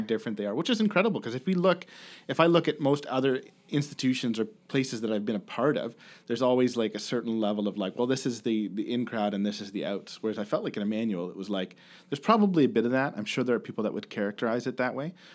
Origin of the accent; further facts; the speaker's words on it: Kincardine, Ontario, Canada; also born or lived in Bruce County; I grew up in Kincardine, right, which is about almost two hours from, from Kitchener.